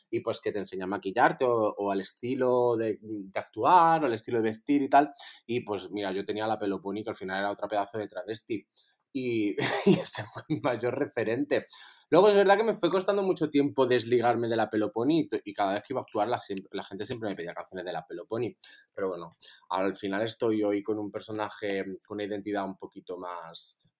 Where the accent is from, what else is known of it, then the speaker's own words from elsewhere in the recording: Torremolinos, Andalusia, Spain; soy artista multidisciplinar y nacido en Torremolinos.